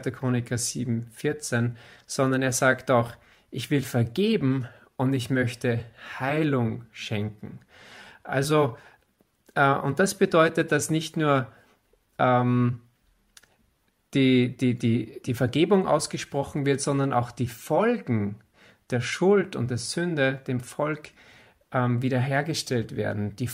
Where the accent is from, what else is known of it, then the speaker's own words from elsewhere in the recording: Austria; Wir sind ja Österreicher, wir sind ja nicht, wir sind ja nicht Israeliten.